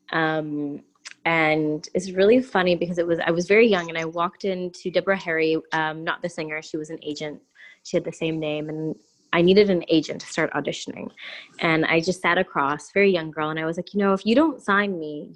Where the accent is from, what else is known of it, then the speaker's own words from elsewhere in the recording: Prince George, British Columbia, Canada; also born or lived in Quesnel, Canada / Vancouver, Canada; I was born in a place called Prince George, BC. And then I moved before high school to a place called Quesnel